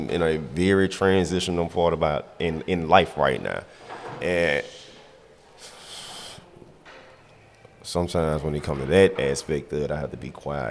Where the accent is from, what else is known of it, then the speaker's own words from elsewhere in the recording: the Bay Area, California, United States; I grew up down in the Bay.